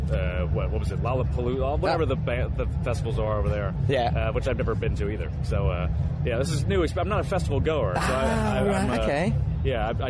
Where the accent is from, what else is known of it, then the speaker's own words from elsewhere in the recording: United States; I'm from America.